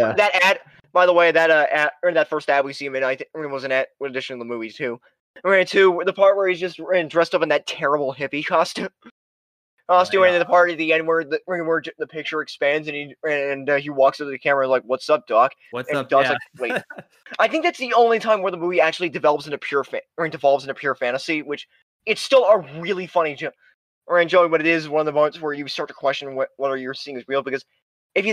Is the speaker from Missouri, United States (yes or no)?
no; Las Vegas, Nevada, United States; my hometown of Las Vegas